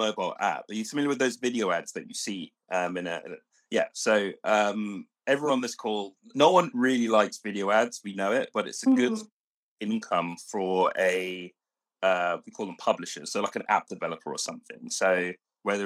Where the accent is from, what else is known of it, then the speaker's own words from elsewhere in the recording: London, United Kingdom; I grew up in London